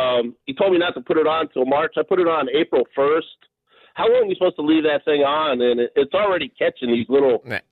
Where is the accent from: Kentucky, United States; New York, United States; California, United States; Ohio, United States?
New York, United States; New York City; now in Oceanside, United States; I'm from the Bronx in New York